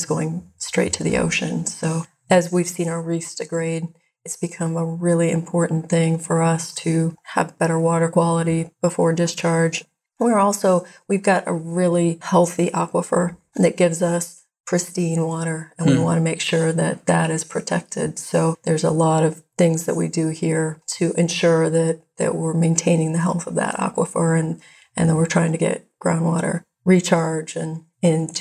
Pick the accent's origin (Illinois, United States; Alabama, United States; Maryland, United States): Illinois, United States; Central; moved away as an adult; also born or lived in Indiana; now in Honolulu, United States; I grew up in Central Illinois and attended Purdue University